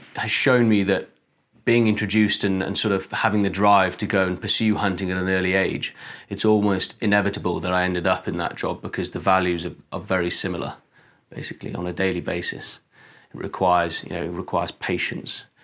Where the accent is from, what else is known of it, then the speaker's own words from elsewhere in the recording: Wales, United Kingdom; I'm a Welshman